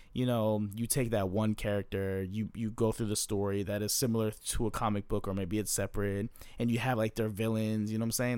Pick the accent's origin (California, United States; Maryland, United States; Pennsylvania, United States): Maryland, United States; moved away; I'm from Maryland